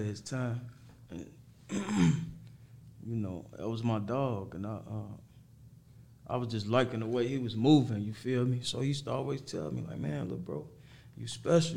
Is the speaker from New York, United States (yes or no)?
no; Harvey, Illinois, United States; also born or lived in Chicago; I'm from Harvey